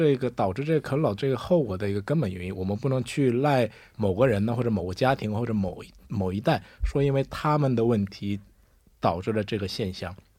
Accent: China; 我小时候就住在中国，没有和我的祖父母住在一起。

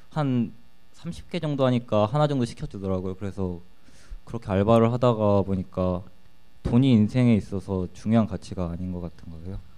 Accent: Suwon, Gyeonggi Province, South Korea

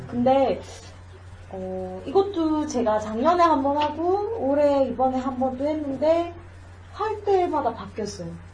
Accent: Changwon, South Gyeongsang, South Korea; accent: Gyeongsang; now in Gimhae, South Korea; 저는 경남 마산 출신이죠

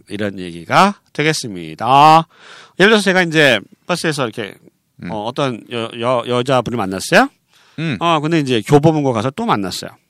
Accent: Seoul, South Korea; 저는 어, 서울 사람이에요.

